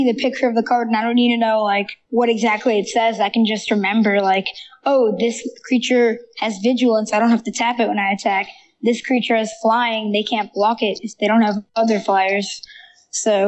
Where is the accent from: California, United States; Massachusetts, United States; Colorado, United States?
California, United States; Marin County; I grew up in Marin County